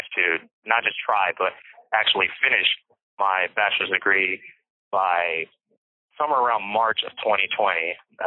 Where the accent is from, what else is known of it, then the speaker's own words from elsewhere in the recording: Bakersfield, California, United States; I was born in Bakersfield, California